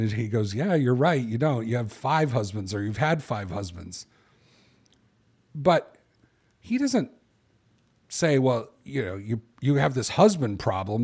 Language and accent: English; Chicago, Illinois, United States; I'm a guy from Chicago